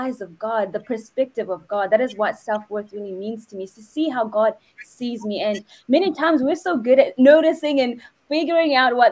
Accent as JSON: {"language": "English", "country": "New Zealand", "said": "I'm from New Zealand as well as Kaswai"}